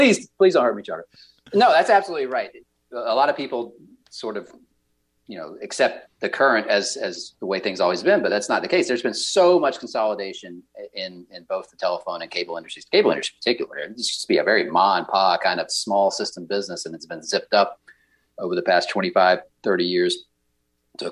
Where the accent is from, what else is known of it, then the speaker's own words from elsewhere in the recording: Georgia, United States; I'm from Georgia